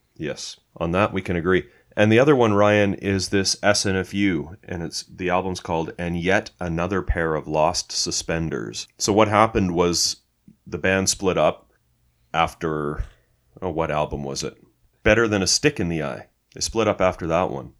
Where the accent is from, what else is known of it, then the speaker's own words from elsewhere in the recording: Canada; we're Canadian